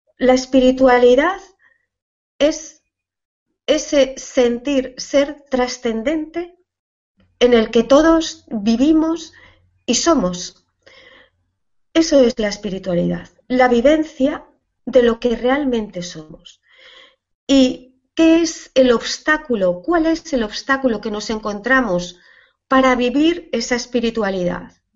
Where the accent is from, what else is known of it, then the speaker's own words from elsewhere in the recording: Asturias, Spain; mi tierra se come fabada